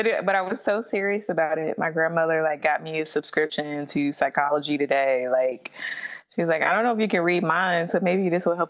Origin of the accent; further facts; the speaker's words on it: Midwest, United States; Like, even though I grew up in the Midwest, like I don't like snow.